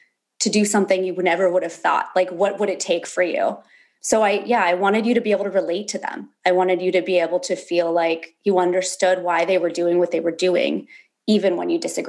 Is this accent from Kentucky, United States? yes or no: no; Berkeley, California, United States; also born or lived in Alaska; So I was born in Berkeley, California. I spent a lot of my teenage years going back and forth between California and Alaska, where my dad moved when I was like 11.